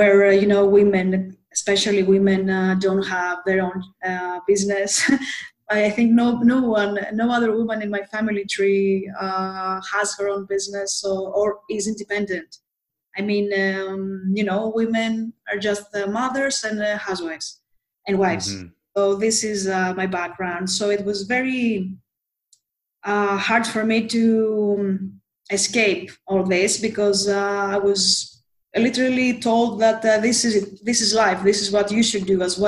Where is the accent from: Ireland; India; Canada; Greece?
Greece; Athens, Attica; also born or lived in Thessaloniki, Greece